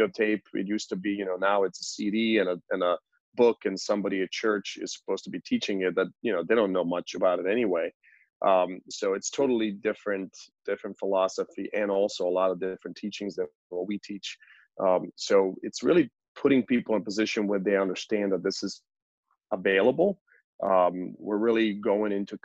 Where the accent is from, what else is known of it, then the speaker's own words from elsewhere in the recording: Croatia; moved away as an adult; also born or lived in West Virginia; I came from Croatia when I was 18 and came to college